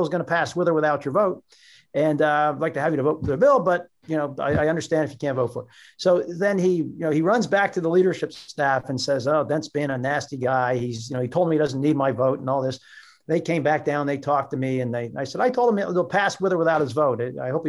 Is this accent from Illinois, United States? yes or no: no; Pennsylvania, United States; And, you know, I'm from Pennsylvania. And we won that damn war.